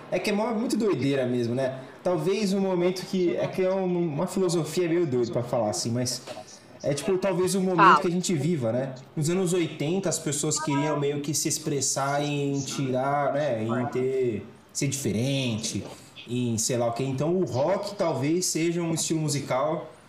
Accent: Minas Gerais, Brazil; accent: mineiro; o sotaque do mineiro é inconfundível meu mesmo, é, dá pra saber na hora.

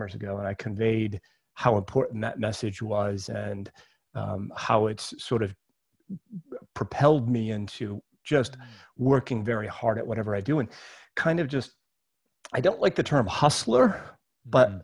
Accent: Maine, United States; when I was 9 years old, you know, growing up on Central Street in Maine

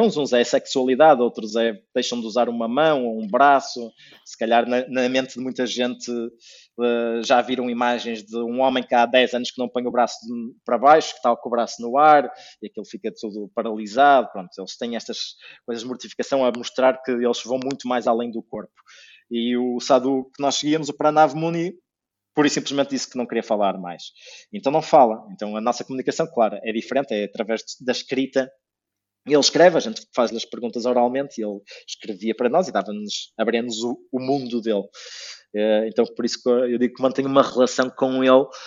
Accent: Porto, Norte, Portugal; moved away as an adult; also born or lived in England; now in Azores, Portugal; sou do Porto

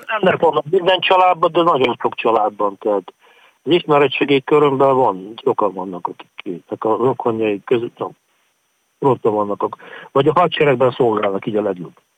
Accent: Transcarpathia, Zakarpattia Oblast, Ukraine; moved away as an adult; also born or lived in Lviv; now in Kyiv, Ukraine; kárpátaljai vagyok

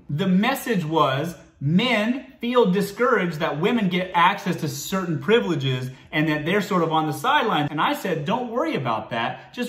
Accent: the South, United States; But I'm from the South, so I decided to use a more practical metaphor about mares in a stable.

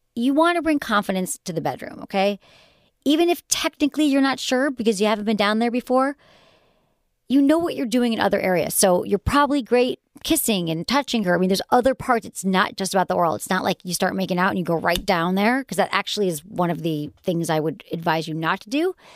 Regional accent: Michigan, United States; accent: Michigan; my Michigan accent

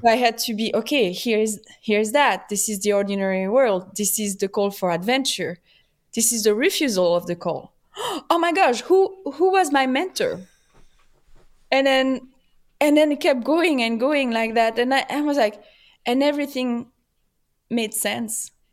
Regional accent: Paris, Île-de-France, France; accent: French; English is a second language; also born or lived in Switzerland; now in Los Angeles, United States; I was born in P, in France, in Paris. My family is French

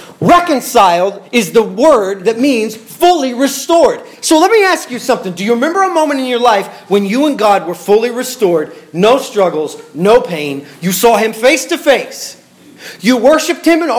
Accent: Bartlesville, Oklahoma, United States; I was born in Bartlesville, Oklahoma.

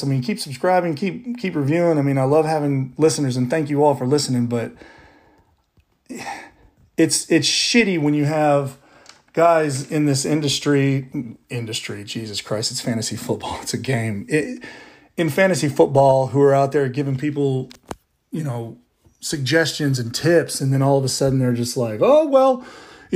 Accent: Baton Rouge, Louisiana, United States; I'm from Baton Rouge

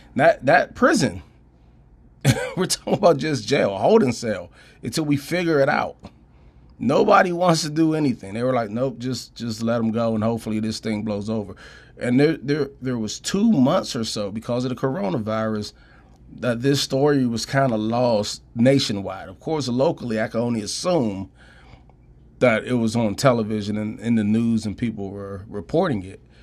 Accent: Prince George's County, Washington D.C. area, Maryland, United States; moved away as an adult; also born or lived in Pittsburgh, Pennsylvania / Idaho; Growing up in D C, Prince George's County, uh, you know, I, I lived there, not my whole life, 'cause I'm originally from Pittsburgh. But when I moved there when I was about eight, nine years old

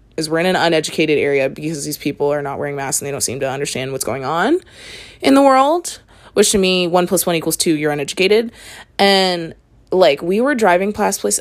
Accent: Canada; I'm Canadian

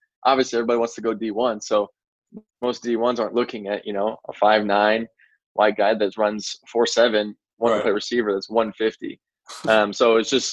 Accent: McKinney, Texas, United States; Yeah, so I grew up in the McKinney area. Anybody that's not familiar with McKinney, it's Dallas area, essentially.

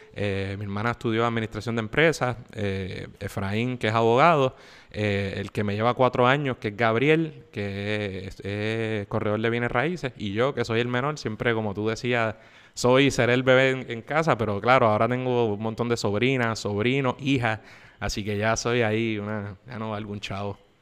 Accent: San Juan, Puerto Rico; also born or lived in Guaynabo; yo soy oriundo de San Juan, yo nací en San Juan

